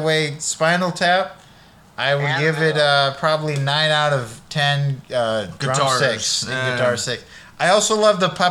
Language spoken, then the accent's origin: English; Sacramento, California, United States; moved away; My hometown sucks